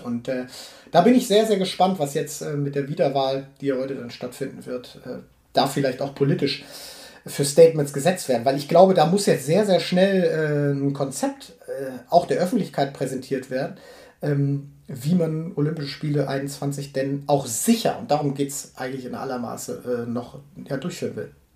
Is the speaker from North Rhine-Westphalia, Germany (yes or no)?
yes; Münster, North Rhine-Westphalia, Germany; meine Geburtsstadt